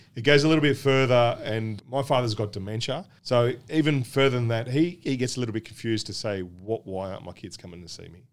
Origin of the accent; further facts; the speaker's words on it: Australia; being born and bred in Australia